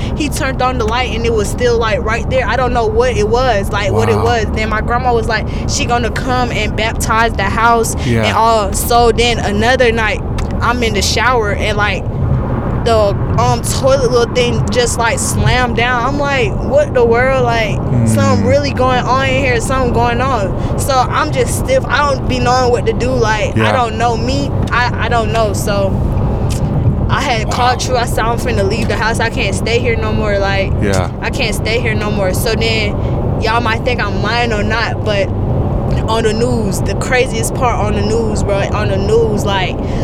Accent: Atlanta, Georgia, United States; I was living on the west side of Atlanta because I'm from Atlanta.

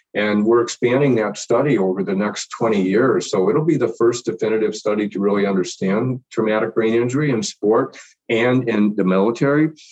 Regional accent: Detroit, Michigan, United States; moved away as an adult; also born or lived in New York; now in Indianapolis, United States; I was actually born and raised in Detroit and pretty much have been in the Midwest most of my life

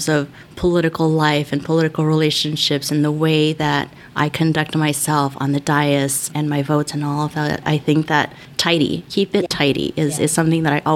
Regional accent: El Monte, California, United States; also born or lived in Los Angeles; I am from El Monte. I was born in Los Angeles because we don't have hospitals in El Monte, but I was brought to my first home in El Monte

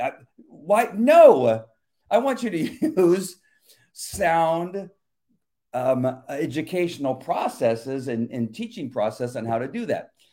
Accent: La Mirada, California, United States; now in Yorba Linda, United States; I, I grew up and lived in La Mirada

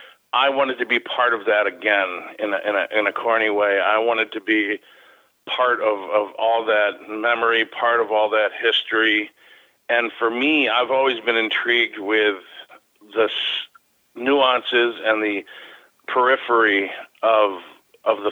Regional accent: Chicago, Illinois, United States; now in Milwaukee, United States; Growing up in Chicago and my first time seeing Wrigley Field and then moving up to the Milwaukee area

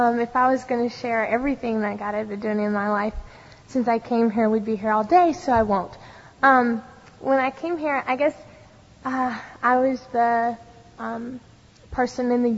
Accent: Mississippi, United States; moved away as an adult; now in California, United States; I'm from Mississippi

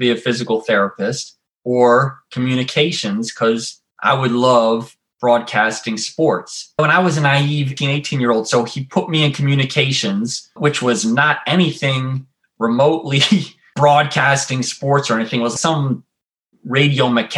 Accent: Rockville, Maryland, United States; I grew up in Rockville, Maryland, right outside of DC

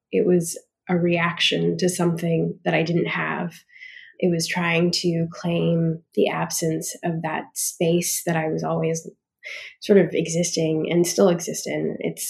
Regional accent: Australia; also born or lived in Canada; now in United States; growing up in Australia, growing up in Canada, but really, like, cementing who I am in an Australian context

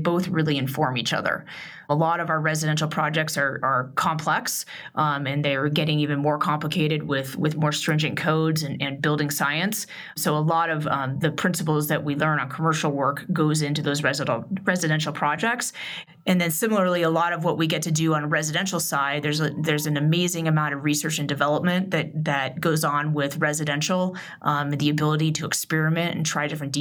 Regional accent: Portland, Oregon, United States; moved away as an adult; also born or lived in Boulder, Colorado / New York City / Sydney, Australia; now in Aspen, United States; I grew up in Portland, Oregon

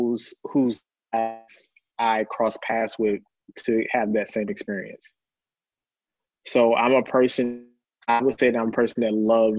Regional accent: Lancaster, Texas, United States; I'm a country boy. I'm from Lancaster, Texas

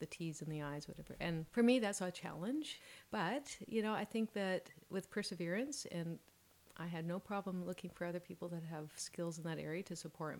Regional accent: Vancouver, British Columbia, Canada; I grew up in Vancouver, West Side, you know, Kerrisdale, Oak Ridge, and my parents were born here

